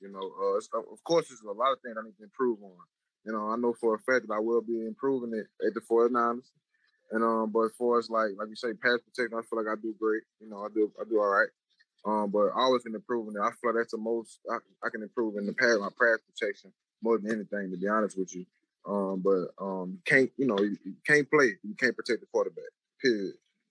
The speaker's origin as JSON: {"language": "English", "region": "Louisiana", "country": "United States", "tie": "born or raised there", "said": "I grew up in Louisiana"}